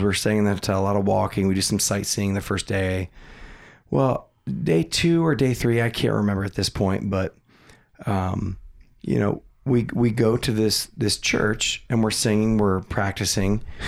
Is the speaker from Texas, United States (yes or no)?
no; Kidron, Ohio, United States; we're from Kidron